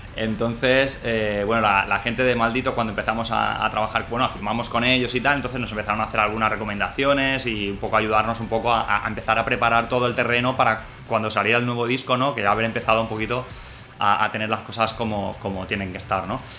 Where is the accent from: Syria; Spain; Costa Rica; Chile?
Spain; Mallorca, Balearic Islands; nosotros somos tres tíos de Mallorca